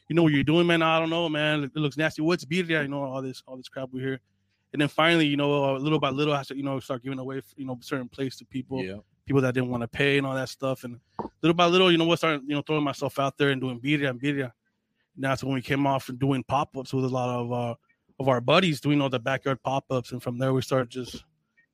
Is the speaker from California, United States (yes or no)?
yes; North County San Diego, California, United States; I grew up here in North County.